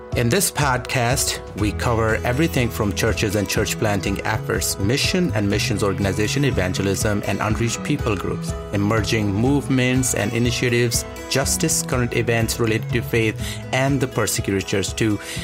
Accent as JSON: {"language": "English", "country": "Pakistan", "said": "I'm from Pakistan"}